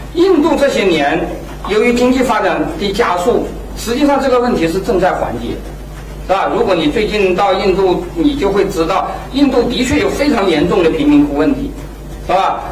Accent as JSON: {"language": "Chinese", "country": "China", "said": "我们中国人的福利观念一定要有一个改变"}